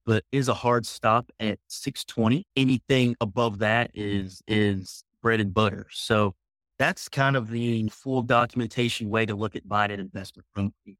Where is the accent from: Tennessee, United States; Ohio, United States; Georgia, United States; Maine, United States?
Tennessee, United States; Memphis; now in Frisco, United States; Originally, I'm from Memphis, Tennessee, moved to Dallas, Texas, the Frisco area, kind of north of Dallas um, in 2006